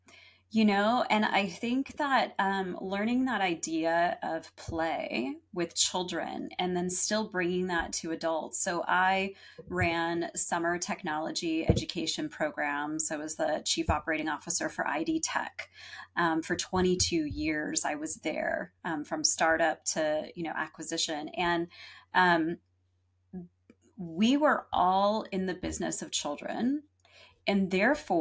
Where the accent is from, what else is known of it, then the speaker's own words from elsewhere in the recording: San Diego, California, United States; also born or lived in Los Angeles; San Diego, where I grew up